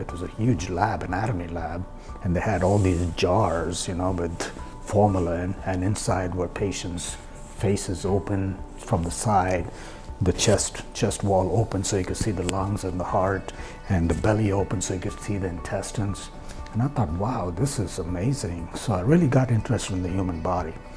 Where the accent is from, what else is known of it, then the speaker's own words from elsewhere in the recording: India; moved away as an adult; I was born in India, and of course, I went to college over there